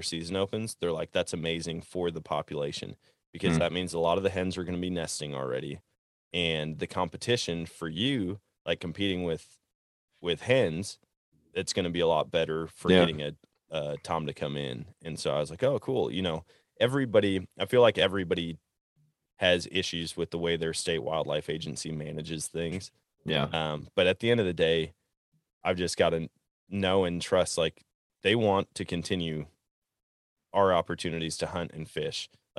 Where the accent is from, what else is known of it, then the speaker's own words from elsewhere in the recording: Wisconsin, United States; And growing up in Wisconsin, it seemed like everybody had kind of the same strategy